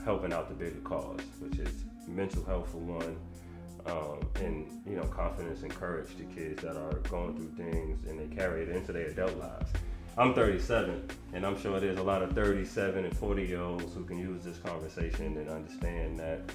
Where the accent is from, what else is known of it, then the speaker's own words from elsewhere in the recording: New York City, New York, United States; I'm from Harlem